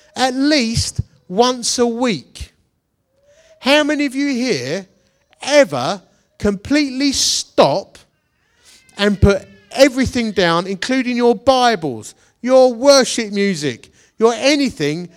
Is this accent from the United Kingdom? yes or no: yes; London, United Kingdom; accent: Cockney; I'm like an English Cockney